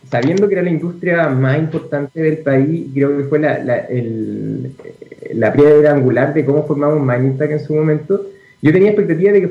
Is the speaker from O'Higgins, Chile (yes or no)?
yes; Rancagua, O'Higgins, Chile; Eh, bueno, yo soy de Rancagua, entonces eh, siempre tuve una cercanía con el teniente.